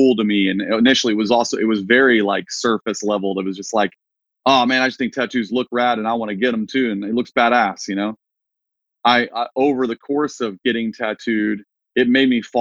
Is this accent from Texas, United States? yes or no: yes; Wichita Falls, Texas, United States; moved away as an adult; also born or lived in Nashville, Tennessee; my hometown in Texas, shout out Wichita Falls